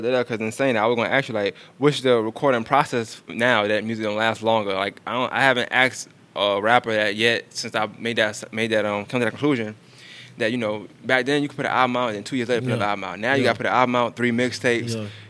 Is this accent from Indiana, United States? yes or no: no; New York, United States; I'm from New York